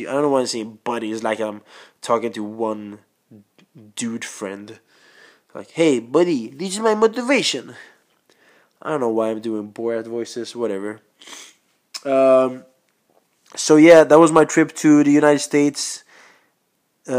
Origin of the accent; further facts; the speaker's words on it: Sweden; first language Swedish; English is a second language; I was born in Sweden